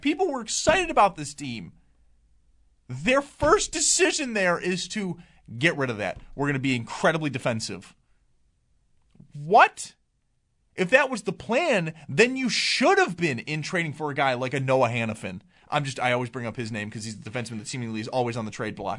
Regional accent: Cheektowaga, New York, United States; I'm from Cheetawauga. I can call it Cheetawauga. I was born and raised there

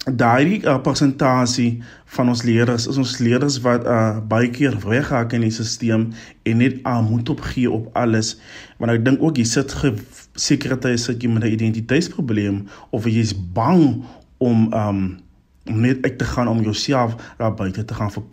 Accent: Albertinia, Western Cape, South Africa; ek is van Albertina in die Suid-Kaap

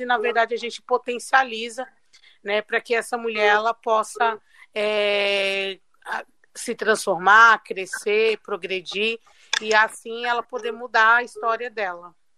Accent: São Paulo, Brazil; Eu e a Juliana somos de Paraisópolis

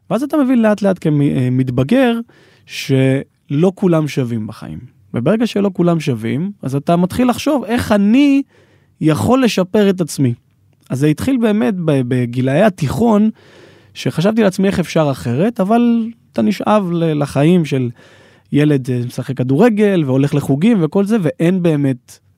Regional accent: Ma'ale Adumim, Judea and Samaria Area, Israel; אני גדלתי בעיר פריפריה ומעלה אדומים, ככה פריפריה של ירושלים, ואני יכול להגיד שלא הגעתי ממשפחה עשירה, בסדר?

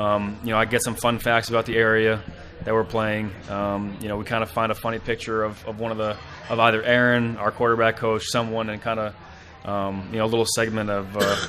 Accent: Connecticut, United States; Growing up in Connecticut

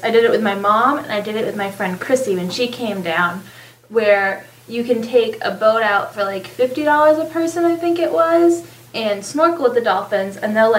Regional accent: New England, United States; now in Panama City Beach, United States; we're from New England. I'm not a country music girl.

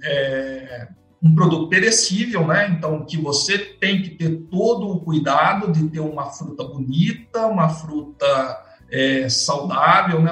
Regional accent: Campinas, São Paulo, Brazil; eu nasci em Campinas, meu pai trabalhava em Campinas

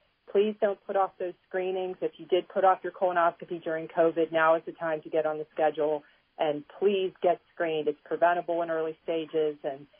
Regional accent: Pittsburgh, Pennsylvania, United States; I'm from Pittsburgh

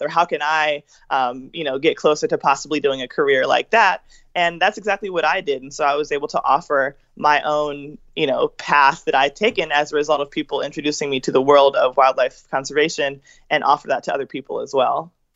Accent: Philadelphia, Pennsylvania, United States; moved away; also born or lived in Georgia; I am from Philadelphia in the, as you might call, inner city, in a really urban area.

